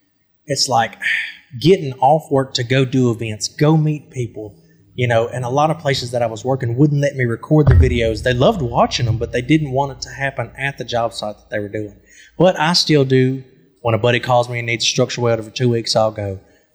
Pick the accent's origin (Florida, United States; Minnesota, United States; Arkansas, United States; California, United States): Arkansas, United States; Crossett; Born and raised in Crossett, Arkansas. South Arkansas, baby. I'm below the Mason-Dixon.